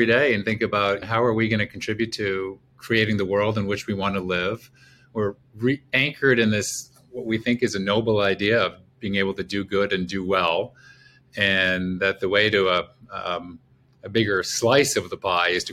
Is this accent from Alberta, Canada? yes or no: no; Montreal, Quebec, Canada; now in Chicago, United States; I'm Canadian, grew up in Montreal, and went to college in Eastern Canada